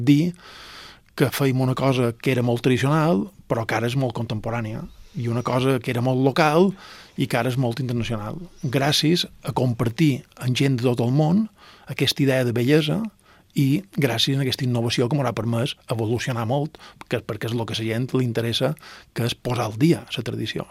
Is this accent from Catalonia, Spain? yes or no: no; Mallorca, Balearic Islands, Spain; Nosaltres som mallorquins, mm. som mediterranis